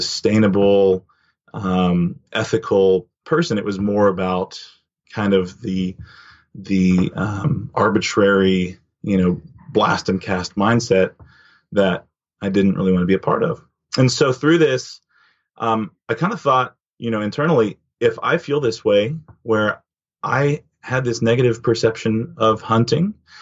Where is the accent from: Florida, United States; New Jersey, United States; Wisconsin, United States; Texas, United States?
Texas, United States; Dallas; growing up in Texas, most everybody hunts